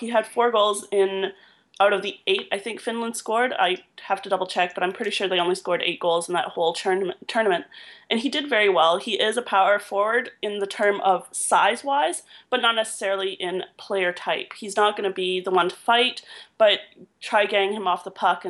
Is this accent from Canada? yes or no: yes; Canada; I'm too Canadian, right?